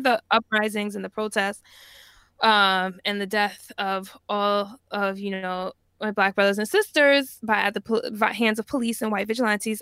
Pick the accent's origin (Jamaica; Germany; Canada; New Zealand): Jamaica; I'm Jamaican, and, you know, ginger tea is just, like, a big part of our culture